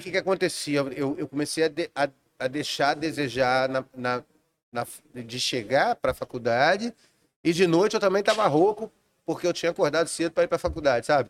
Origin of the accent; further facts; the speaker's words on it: Rio de Janeiro, Brazil; also born or lived in Juiz de Fora, Minas Gerais; eu nasci em Juiz de Fora, mas com 20 dias de nascido eu vim pra Vila da Penha.